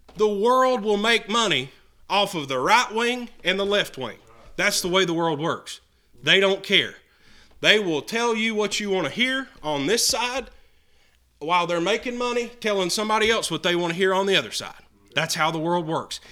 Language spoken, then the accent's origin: English; United States; I'm an American citizen